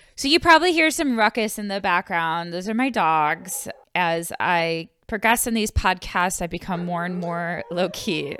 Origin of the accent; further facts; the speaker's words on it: Buffalo, New York, United States; moved away; I am from Buffalo, New York, so, uh, we did go outside, but winters were very long in Buffalo